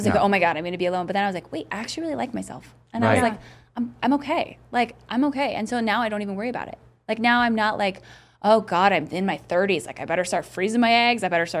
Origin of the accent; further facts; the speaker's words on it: Montana, United States; growing up in Montana.